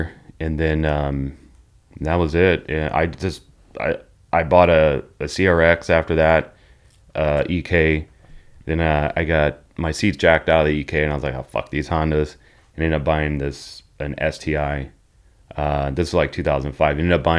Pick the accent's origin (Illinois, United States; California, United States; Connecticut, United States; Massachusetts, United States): Illinois, United States; Chicago; also born or lived in St. Louis / Texas / North Carolina; And then born in St. Louis. And then after St. Louis, we moved to Texas for a year and then lived in North Carolina and then back to Chicago. Or moved to Chicago. Then I moved back to St. Louis when I was like 17 or 18, stayed there.